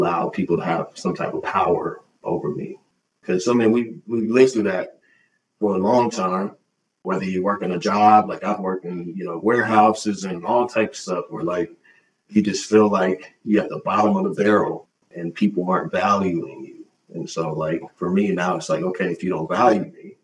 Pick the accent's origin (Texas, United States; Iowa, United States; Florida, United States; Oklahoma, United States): Oklahoma, United States; Oklahoma City; now in Port Townsend, United States; being born and raised in Oklahoma City and grew up in the Black church